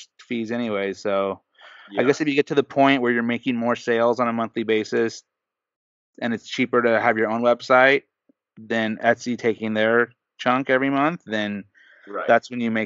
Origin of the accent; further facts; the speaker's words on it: Southern California, United States; I'm from Southern California, but I've been brainwashed as a child.